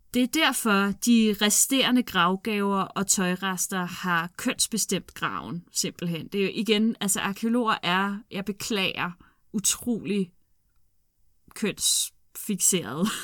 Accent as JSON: {"language": "Danish", "town": "Glostrup", "region": "Capital Region of Denmark", "country": "Denmark", "said": "Jeg er fra Klostrup"}